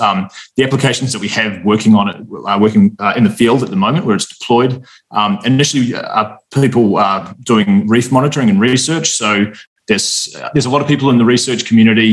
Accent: New Zealand; moved away as an adult; also born or lived in Australia; I'm from New Zealand originally

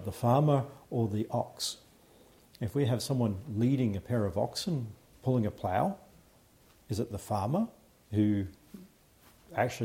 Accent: Australia; accent: Australian

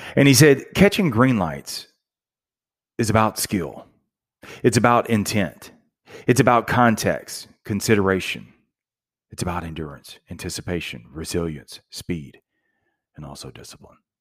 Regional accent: Ruston, Louisiana, United States; I'm from Ruston, Louisiana, so it was a very small town, college town, Louisiana Tech

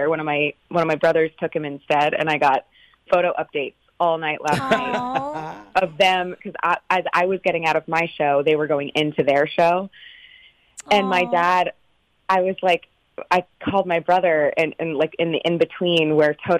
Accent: Northern California, United States; so I'm from California. I'm from Northern California, and my dad and I grew up listening

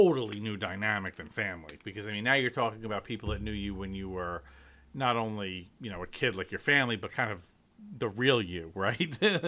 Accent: New York, United States; And I'm obviously New York.

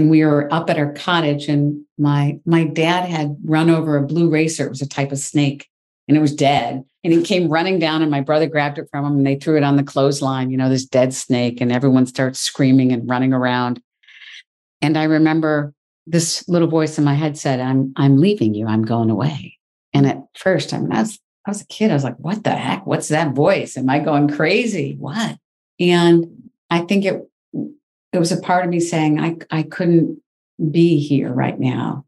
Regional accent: Michigan, United States; I grew up in the Midwest. I grew up in Michigan, fifth of six children

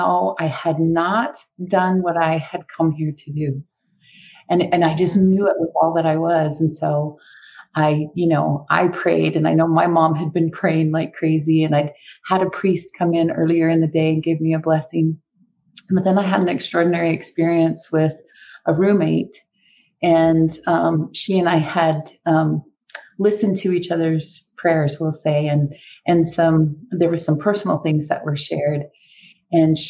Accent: Brigham City, Utah, United States; I grew up Catholic in Brigham City, Utah

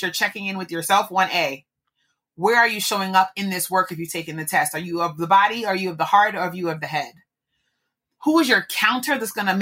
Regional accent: New York, United States; I'm a New Yorker

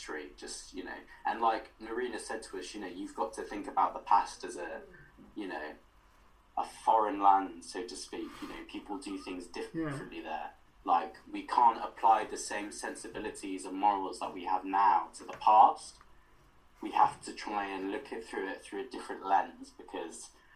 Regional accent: Wales, United Kingdom; Our connections to Wales as queer people, like LGBT people, as well as being Welsh people

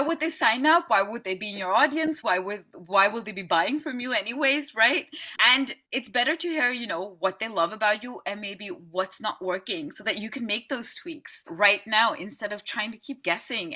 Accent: Amsterdam, North Holland, Netherlands; I'm from Amsterdam in the Netherlands

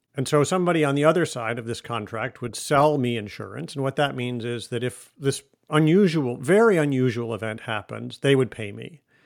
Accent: Michigan, United States; also born or lived in Russia / Germany / Chicago; now in Boston, United States; I live in Boston now. I grew up in Michigan. I have lived in Russia and in Germany and in some other places, in Chicago

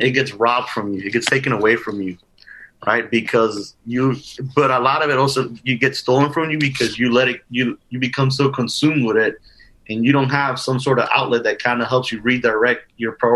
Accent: Union City, New Jersey, United States; I grew up in New Jersey

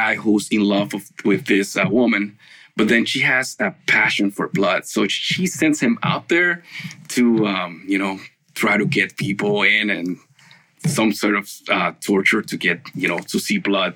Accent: Dominican Republic; moved away as an adult; also born or lived in New York, United States; now in Minnesota, United States; I am from the Dominican Republic. I have been in the United States for about 10 years now and in the state of Minnesota for 6 years.

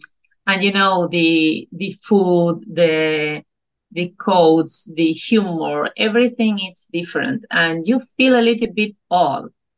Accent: Argentina; first language Spanish; English is a second language; moved away as an adult; also born or lived in England; now in Brazil; I was born and I was growing in Argentina. We speak Spanish there. And then I came to Brazil to make a 2 years course, a master's degree.

